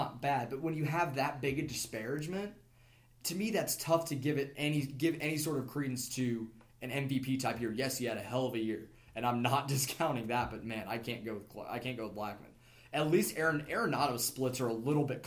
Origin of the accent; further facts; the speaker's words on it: Kansas City, United States; I'm from Kansas City. I lived there. That was my senior year of high school